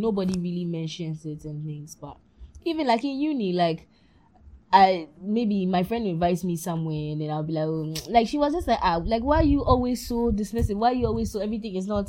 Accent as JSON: {"language": "English", "country": "Ghana", "tie": "born or raised there", "said": "a girl growing up in Ghana"}